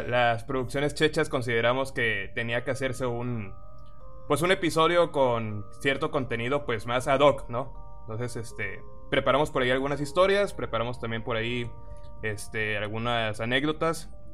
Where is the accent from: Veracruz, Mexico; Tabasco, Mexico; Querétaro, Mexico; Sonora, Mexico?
Tabasco, Mexico; nosotros somos de Tabasco